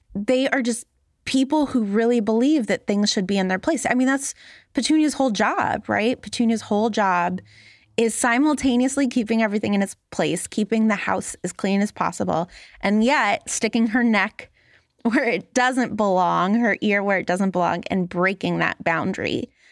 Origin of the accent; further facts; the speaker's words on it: Los Angeles, California, United States; I grew up in Los Angeles in the nineties